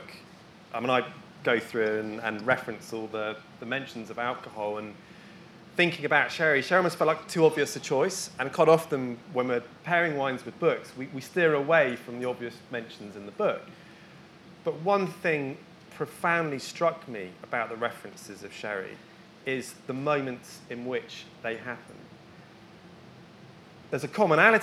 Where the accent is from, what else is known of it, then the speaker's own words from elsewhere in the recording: Bristol, South West England, United Kingdom; I grew up in Bristol